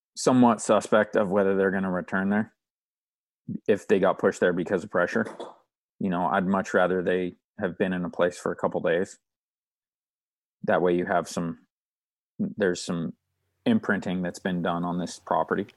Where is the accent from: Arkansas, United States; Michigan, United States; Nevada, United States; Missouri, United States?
Nevada, United States; Stillwater Marsh; where I grew up hunting in Stillwater Marsh